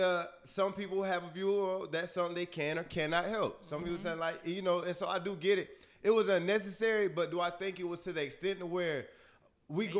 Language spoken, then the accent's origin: English; Florida, United States; I'm from Florida